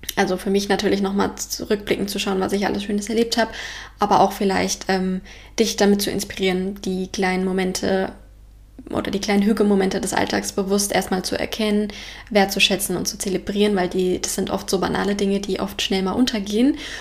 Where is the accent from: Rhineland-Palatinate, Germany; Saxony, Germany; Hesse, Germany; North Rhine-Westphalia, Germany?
Hesse, Germany; Frankfurt and Offenbach; moved away as an adult; now in Denmark; in Frankfurt und Offenbach gibt, wo ich herkomme